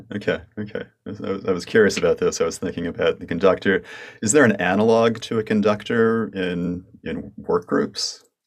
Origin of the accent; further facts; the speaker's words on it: United States; accent: American; in my American accent